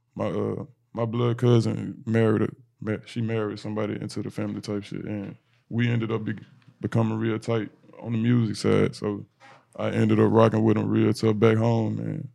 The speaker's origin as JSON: {"language": "English", "town": "Memphis", "region": "Tennessee", "country": "United States", "moved": "as an adult", "lives_now": "Minnesota, United States", "said": "I'm from Memphis, Tennessee, but I recently relocated to Minnesota two years ago"}